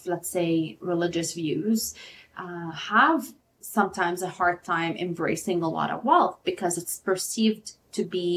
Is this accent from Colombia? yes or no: no; Lebanon; I'm from Lebanon. We struggled a lot with war